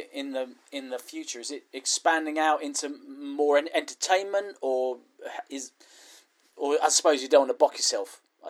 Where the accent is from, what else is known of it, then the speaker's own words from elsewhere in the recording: Essex, East of England, United Kingdom; I live, I grew up in Essex